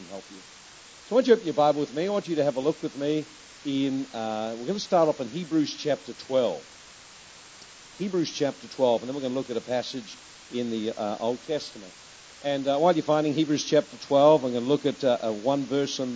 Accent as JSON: {"language": "English", "country": "New Zealand", "said": "we come from New Zealand."}